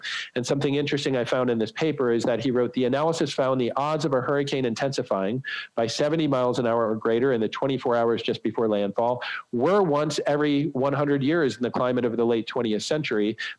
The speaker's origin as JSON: {"language": "English", "town": "Galveston", "region": "Texas", "country": "United States", "tie": "born or raised there", "said": "my hometown there of Galveston, Texas."}